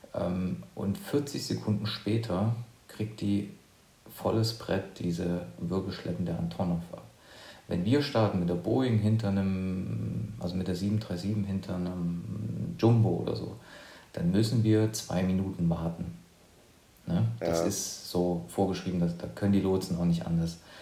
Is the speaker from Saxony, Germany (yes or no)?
yes; near Leipzig, eastern Germany, Saxony, Germany; Ich bin ähm, aus dem Osten, also ich komme aus der Nähe von Leipzig